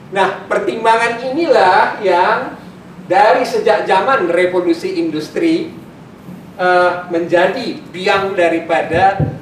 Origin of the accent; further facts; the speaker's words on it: Medan, North Sumatra, Indonesia; Orang di kampung saya di Medan bilang